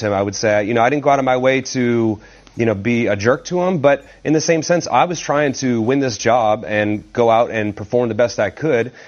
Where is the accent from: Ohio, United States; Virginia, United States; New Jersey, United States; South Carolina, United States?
Ohio, United States; Cleveland; the starter of my hometown team